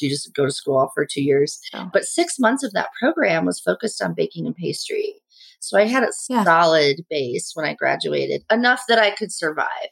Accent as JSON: {"language": "English", "region": "Indiana", "country": "United States", "tie": "born or raised there", "also_born_or_lived": "Hyde Park, New York", "moved": "as an adult", "said": "i grew up in indiana"}